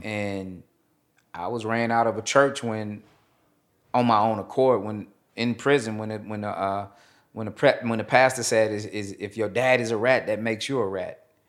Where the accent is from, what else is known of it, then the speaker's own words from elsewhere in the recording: Nashville, Tennessee, United States; I am originally from Nashville, Tennessee. I was born to a single parent mother.